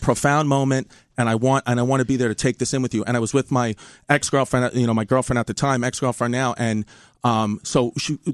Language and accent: English; New York City, New York, United States; I'm from Bay Ridge, Brooklyn